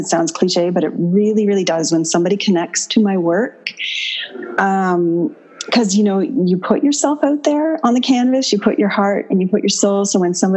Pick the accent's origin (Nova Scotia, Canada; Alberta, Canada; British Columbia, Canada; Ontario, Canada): Nova Scotia, Canada; Dartmouth; also born or lived in Bermuda; I grew up in Dartmouth.